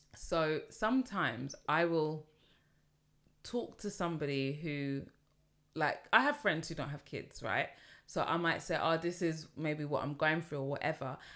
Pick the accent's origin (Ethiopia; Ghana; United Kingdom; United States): United Kingdom; London; as a Londoner